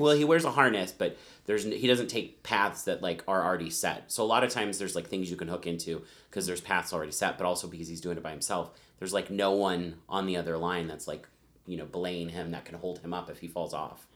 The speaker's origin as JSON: {"language": "English", "region": "Colorado", "country": "United States", "tie": "born or raised there", "said": "growing up in Colorado, the outdoors was always, like, a part of my life"}